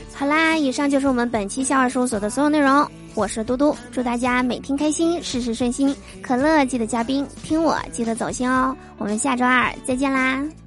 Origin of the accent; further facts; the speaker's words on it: Northeast China, China; 我是东北人嘛，是吧？在我们东北呀